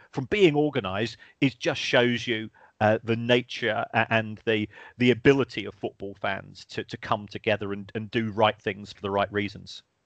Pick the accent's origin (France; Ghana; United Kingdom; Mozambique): United Kingdom; South London; I grew up in South London myself